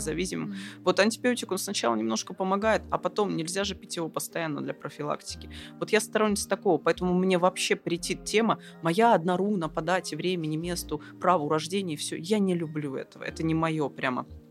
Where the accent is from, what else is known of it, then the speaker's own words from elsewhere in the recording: Siberia, Russia; я человек из Сибири